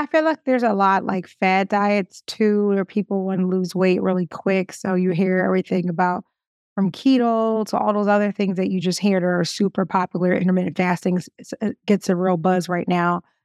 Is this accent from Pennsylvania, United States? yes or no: yes; Philadelphia, Pennsylvania, United States; I'm from Philly